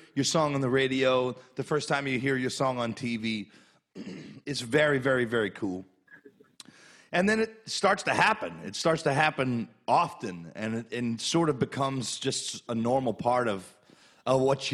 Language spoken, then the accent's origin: English; Carencro, Louisiana, United States; Kevin Falk is from my hometown. Kevin Falk went to my alma mater at Karen Crow High School